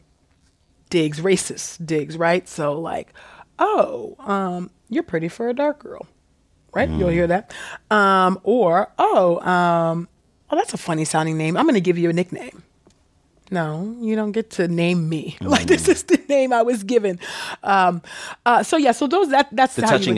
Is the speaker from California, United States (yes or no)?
yes; San Jose, California, United States; also born or lived in Los Angeles; we grew up in Silicon Valley in schools that were predominantly white